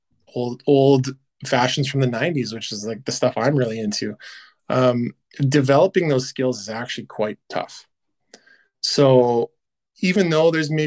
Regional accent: Canada; also born or lived in Vancouver; now in Edmonton, Canada; being a Canadian

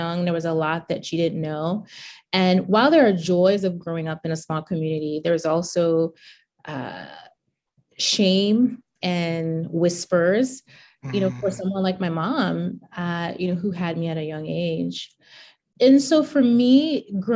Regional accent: Charlotte Amalie, U.S. Virgin Islands; I grew up in the U.S. Virgin Islands, a 32 square mile rock. We actually call St. Thomas the rock

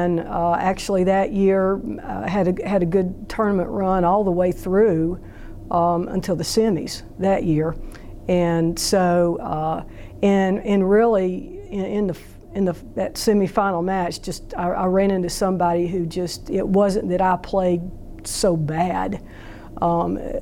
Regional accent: Jefferson City, Missouri, United States; Robin and I grew up together in Jefferson City

